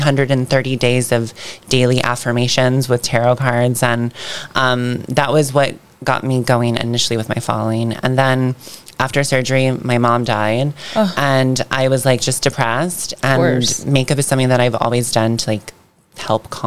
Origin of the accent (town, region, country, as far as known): Ocala, Florida, United States; born or raised there